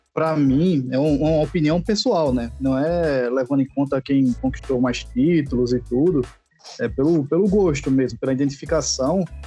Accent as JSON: {"language": "Portuguese", "town": "Recife", "region": "Pernambuco", "country": "Brazil", "tie": "born or raised there", "moved": "yes", "lives_now": "Alagoas, Brazil", "said": "Eu moro em Alagoas, mas é, nasci em Recife."}